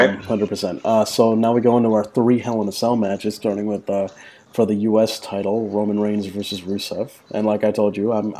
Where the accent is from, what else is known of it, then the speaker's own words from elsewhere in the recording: New York, United States; As a New Yorker